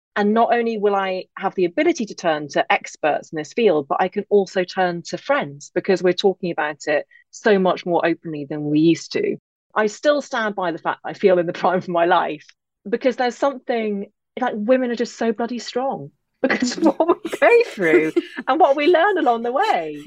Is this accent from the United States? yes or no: no; England, United Kingdom; accent: English; also born or lived in Derry, Northern Ireland; I am English, as you can hear, but I actually grew up in Northern Ireland, just outside Derry. But I never lost my accent.